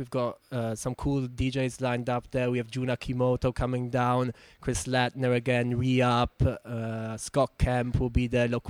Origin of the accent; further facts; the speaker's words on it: Germany; English is a second language; moved away; Yeah, no, I'm actually from Germany, but my dad's Bulgarian